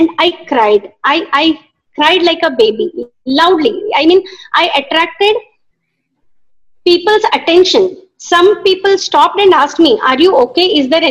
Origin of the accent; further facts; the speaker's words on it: Haliyal, Karnataka, India; moved away as an adult; now in Mumbai, India; born and brought up in Haliyal, a place called Haliyal in Karnataka state.